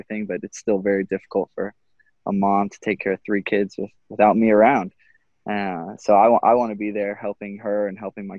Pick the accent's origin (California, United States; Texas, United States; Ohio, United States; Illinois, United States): Texas, United States; moved away; I grew up in Texas where no one really played soccer that much.